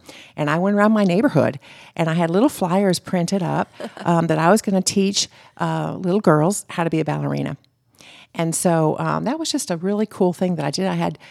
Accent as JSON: {"language": "English", "region": "Florida", "country": "United States", "tie": "born or raised there", "said": "And that's what growing up in Florida was able to do for me."}